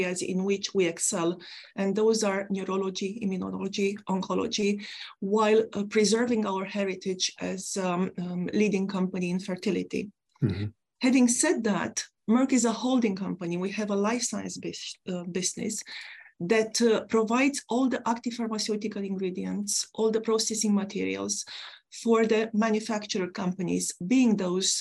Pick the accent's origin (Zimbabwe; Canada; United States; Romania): Romania; now in United Kingdom; I come from a country, my home country, Romania, an ex-communist country